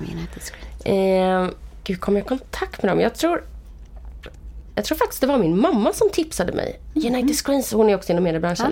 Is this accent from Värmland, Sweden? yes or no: no; Vallentuna, Stockholm County, Sweden; Jag kommer från uppväxt i Vallentuna